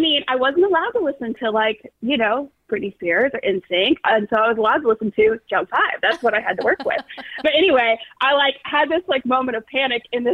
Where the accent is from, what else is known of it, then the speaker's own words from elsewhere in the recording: Franklin, Tennessee, United States; also born or lived in Nashville, Tennessee; I grew up in Franklin and Brentwood